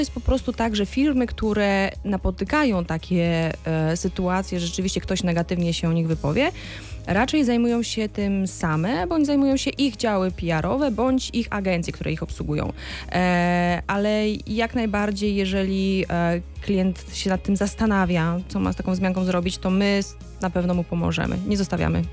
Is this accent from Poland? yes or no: yes; Wrocław, Lower Silesian Voivodeship, Poland; also born or lived in France; ja jakiś czas temu studiowałam we Francji i kiedy mówiłam, że jestem z Wrocławia